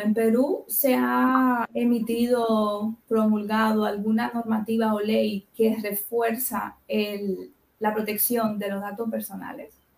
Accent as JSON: {"language": "Spanish", "country": "Dominican Republic", "moved": "yes", "said": "yo soy de República Dominicana de origen"}